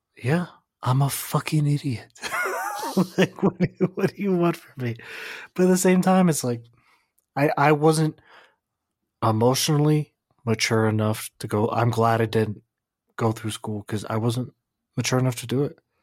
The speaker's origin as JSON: {"language": "English", "country": "United States", "said": "I'm American"}